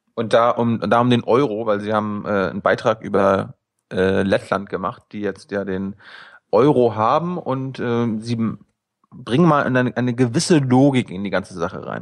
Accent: Mecklenburg-Vorpommern, Germany; moved away; also born or lived in Berlin; ich komme aus, aus Mecklenburg

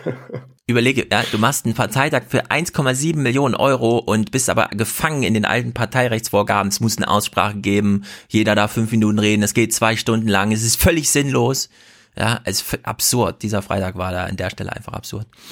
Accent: Thuringia, Germany; als Thüringer

